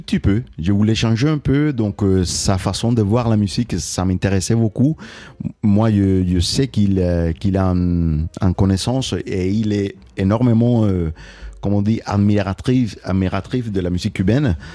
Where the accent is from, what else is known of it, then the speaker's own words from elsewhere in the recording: Cuba; now in Toulouse, France; quand je pense à Cuba, c'est, de l'extérieur, donc euh, euh, je la vois loin, même si elle est toujours là avec moi partout